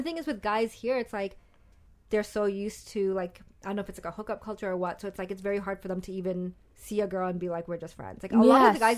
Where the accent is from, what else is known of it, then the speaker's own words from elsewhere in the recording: Pakistan; It wasn't even, like, white, but it was just, like, this whole idea of, like, I'm this Pakistani girl